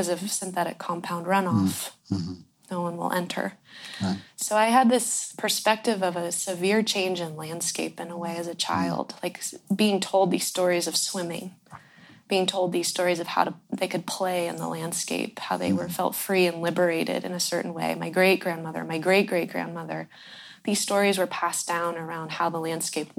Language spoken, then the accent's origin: English; Ross Valley, California, United States; I was born in the Ross Valley, which is the Corte Madera Creek watershed